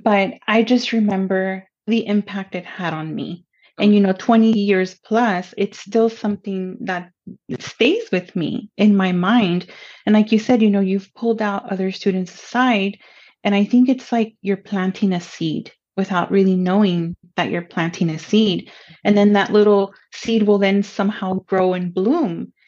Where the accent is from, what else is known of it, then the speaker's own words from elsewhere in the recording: Pomona, California, United States; first language Spanish; English is a second language; also born or lived in Los Angeles; I was born in Los Angeles and I grew up in the city of Pomona